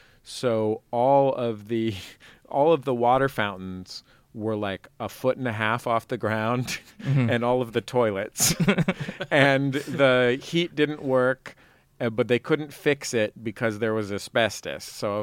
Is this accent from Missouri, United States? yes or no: no; San Francisco, California, United States; I grew up in the Mission sort of, my dad lived towards Bernal Heights.